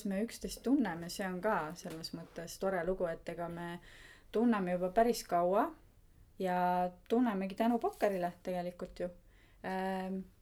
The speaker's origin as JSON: {"language": "Estonian", "town": "Tallinn", "region": "Harju County", "country": "Estonia", "said": "mina olen Tallinnast, ei ole Viljandist ja turundustaustaga inimene"}